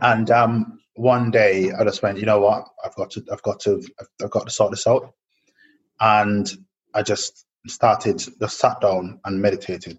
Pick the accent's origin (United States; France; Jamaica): Jamaica; growing up in Jamaica